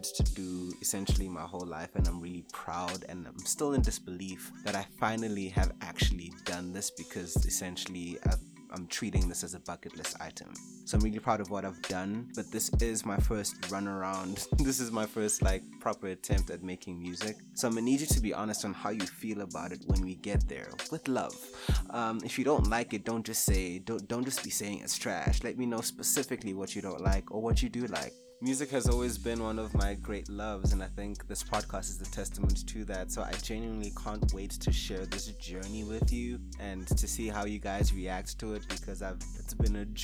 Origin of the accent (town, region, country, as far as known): South Africa